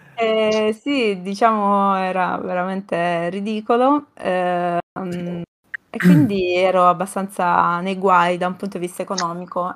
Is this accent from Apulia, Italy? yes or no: yes; Vieste, Apulia, Italy; io sono di Vieste, quindi eh, comunque una città eh, sul mare